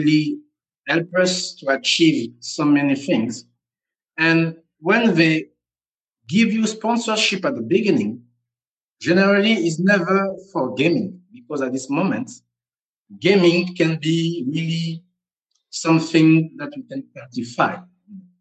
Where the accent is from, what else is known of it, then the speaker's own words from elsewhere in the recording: Gabon; also born or lived in Togo; now in Senegal; I'm based in Senegal, West Africa, but I was born in Gabon, Central Africa. And I have a Togolese nationality.